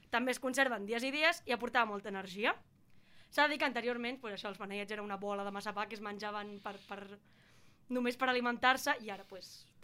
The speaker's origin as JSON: {"language": "Catalan", "region": "Catalonia", "country": "Spain", "said": "Som millors, som catalans."}